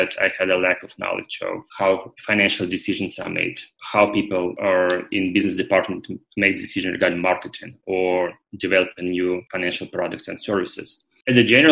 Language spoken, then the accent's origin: English; Ufa, Bashkortostan, Russia; moved away as an adult; also born or lived in Moscow, Russia; I lived with my family in the middle part of Russia. It's close to Ural Mountains in the city called Ufa